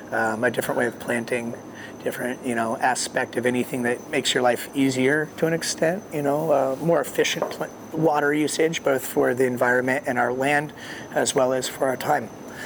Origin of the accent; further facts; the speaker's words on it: Colorado, United States; because that's when we grew up in Colorado, Navajo residents there.